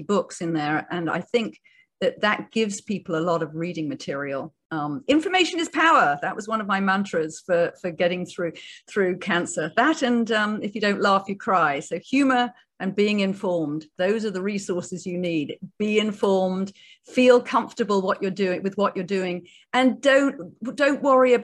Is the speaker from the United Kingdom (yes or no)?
yes; United Kingdom; I'm a Brit.